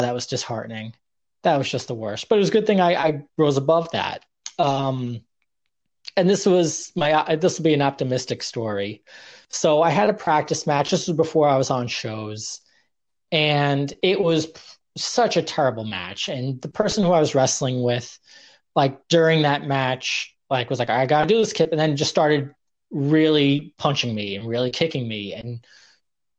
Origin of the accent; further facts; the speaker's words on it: New York, United States; also born or lived in Oregon; growing up in New York